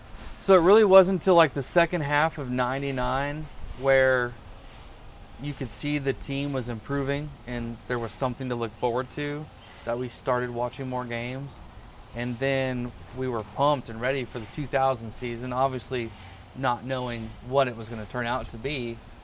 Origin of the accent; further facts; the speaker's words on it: Norman, Oklahoma, United States; I was born in Oklahoma, moved to Norman when I was 5. Which was in 1985.